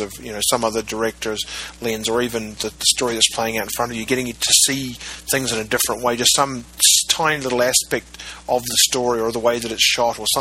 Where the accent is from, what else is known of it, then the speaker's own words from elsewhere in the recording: New Zealand; when I was growing up in New Zealand